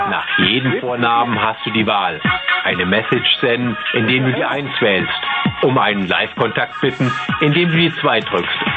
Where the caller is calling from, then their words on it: Braunschweig, Lower Saxony, Germany; Hallo, ich komme hier aus dem Raum Braunschweig bin suche einen aktiven Hengst.